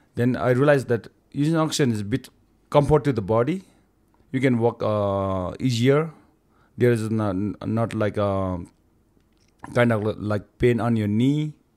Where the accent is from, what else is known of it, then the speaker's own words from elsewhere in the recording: Rolwaling, Bagmati, Nepal; I'm from Rolwalling area